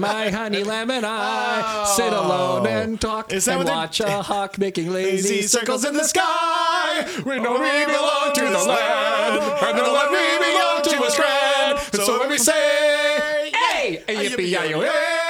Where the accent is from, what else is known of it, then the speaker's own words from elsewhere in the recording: Pasadena, California, United States; I'm from Pasadena. But I say, I'm only two houses down from Altadena.